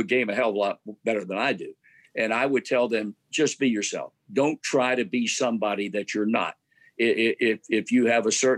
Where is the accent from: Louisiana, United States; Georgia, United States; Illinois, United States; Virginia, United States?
Virginia, United States; Portsmouth; moved away; my hometown in Portsmouth, Virginia